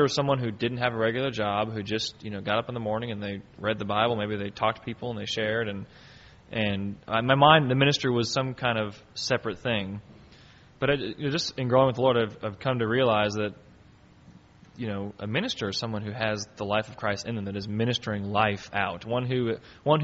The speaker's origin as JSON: {"language": "English", "country": "United States", "said": "in our country here, if you live in the United States, we consider ourselves to be Americans because that's just who we are"}